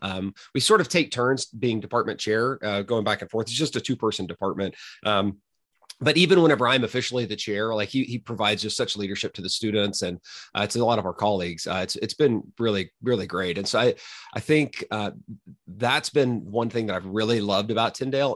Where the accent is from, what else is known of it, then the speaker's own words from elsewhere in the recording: Mustang, Oklahoma, United States; moved away as an adult; also born or lived in Texas / California; now in Toronto, Canada; I'm originally from Oklahoma